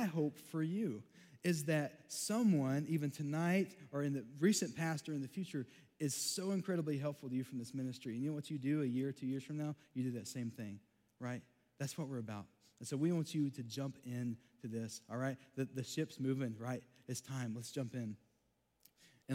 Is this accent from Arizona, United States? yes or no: no; Texas, United States; I grew up in Texas, got an accent.